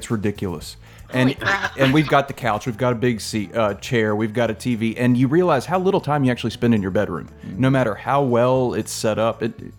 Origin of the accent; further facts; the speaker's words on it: Mississippi, United States; also born or lived in Columbus, Mississippi / Starkville, Mississippi; now in Memphis, United States; moving up here because I'm from Mississippi. I lived in Columbus and Starkville